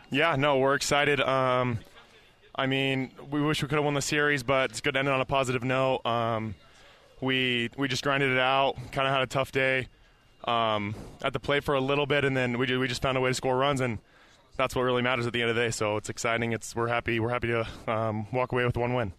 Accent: Las Vegas, Nevada, United States; now in Provo, United States; I'm from Vegas

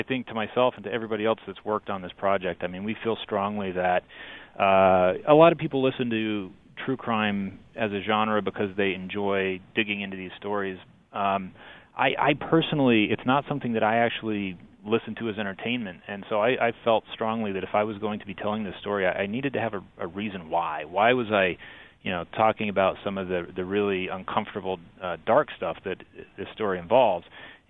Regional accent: Utah, United States; So I am a Utah native. I grew up in South Davis County. I went to school at the University of Utah.

